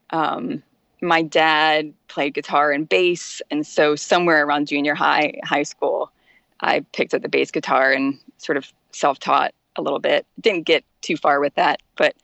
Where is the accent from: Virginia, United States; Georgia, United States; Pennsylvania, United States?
Virginia, United States; Richmond; also born or lived in Kalamazoo, Michigan; now in Washington, D.C., United States; I grew up in Richmond, Virginia, or I should say on the outskirts of Richmond